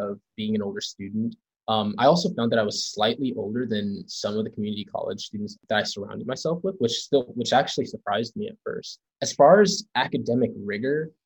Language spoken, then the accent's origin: English; Charlotte, North Carolina, United States; moved away as an adult; also born or lived in New York; now in Princeton, United States; I'm originally from Charlotte, North Carolina, but I was born in New York.